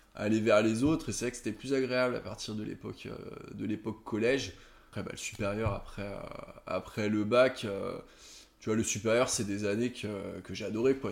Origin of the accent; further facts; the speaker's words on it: Aix-les-Bains, Auvergne-Rhône-Alpes, France; also born or lived in Chambéry; je viens de Chambéry, j'ai grandi à, à Aix-les-Bains pendant un certain nombre d'années